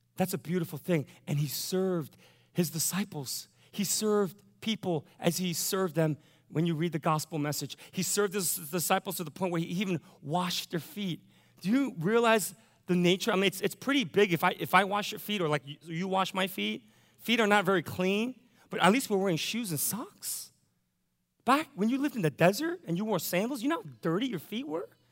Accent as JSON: {"language": "English", "country": "United States", "said": "I'm an American"}